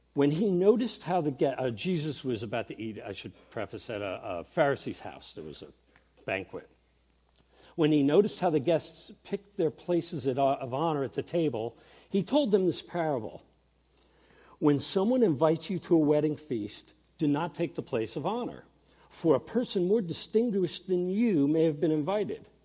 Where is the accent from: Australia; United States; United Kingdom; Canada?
United States; New York; also born or lived in Vernon, New Jersey; growing up in New York